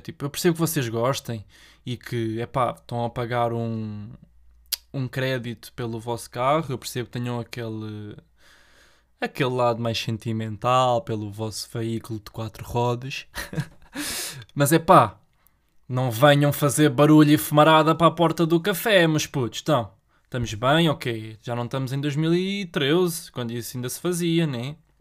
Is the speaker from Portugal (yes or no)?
yes; Portugal; born or raised there